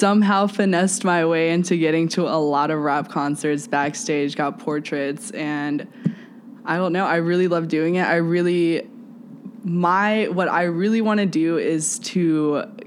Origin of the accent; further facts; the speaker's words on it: Houston, Texas, United States; moved away as an adult; now in Chicago, United States; I'm from Houston.